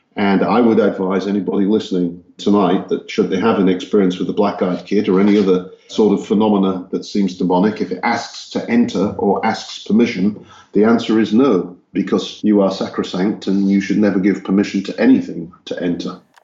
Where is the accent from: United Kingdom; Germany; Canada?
United Kingdom; Hull, Yorkshire and the Humber; born or raised there; also born or lived in Texas, United States; now in Czech Republic